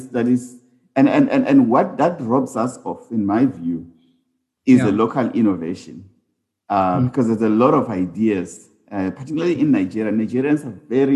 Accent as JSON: {"language": "English", "country": "South Africa", "also_born_or_lived": "Uganda", "said": "as South African firms going into the continent"}